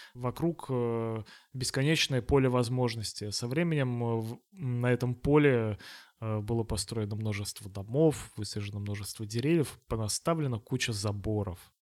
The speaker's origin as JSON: {"language": "Russian", "town": "Togliatti", "region": "Samara Oblast", "country": "Russia", "said": "мы с вами из Тольятти"}